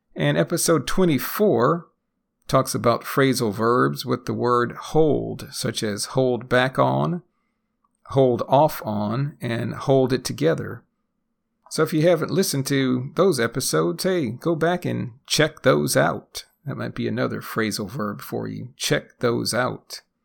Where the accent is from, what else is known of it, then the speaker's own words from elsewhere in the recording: United States; first language English; also born or lived in Texas; I'm a native English speaker born and raised in the United States